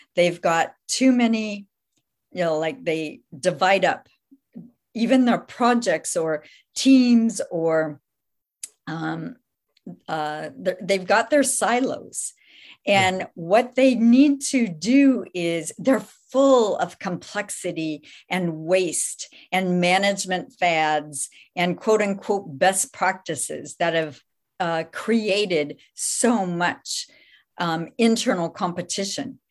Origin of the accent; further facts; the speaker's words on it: Midwest, United States; moved away as an adult; now in Santa Clara, United States; I was raised in the Midwest, moved out here with my family when I was in college.